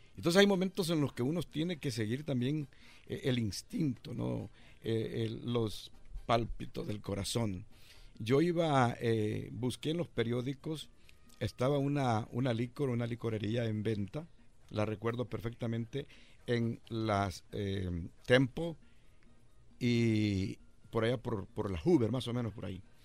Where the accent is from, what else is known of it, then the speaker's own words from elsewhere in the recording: El Salvador; moved away as an adult; Yo llegué de El Salvador en 1981, eh, en medio del enorme conflicto que teníamos en El Salvador